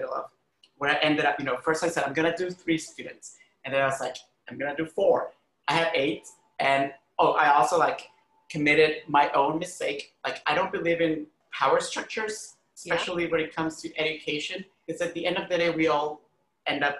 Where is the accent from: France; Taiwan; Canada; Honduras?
Honduras; also born or lived in Costa Rica; now in New York, United States; where I grew up in Honduras